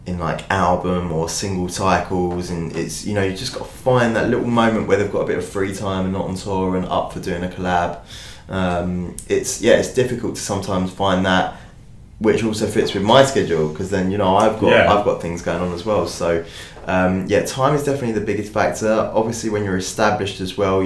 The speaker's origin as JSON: {"language": "English", "country": "United Kingdom", "said": "I'm a British artist"}